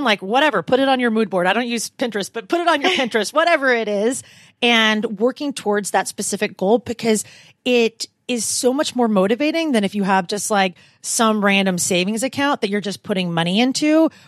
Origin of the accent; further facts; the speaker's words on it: Portland, Oregon, United States; also born or lived in California; So I moved from Portland, Oregon, but I also lived in California for the majority of my adult life.